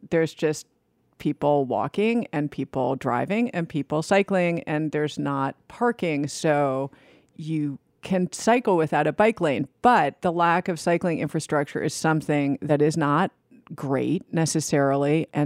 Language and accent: English; New York City, New York, United States; Tokyo is a place I felt really at home as a New Yorker.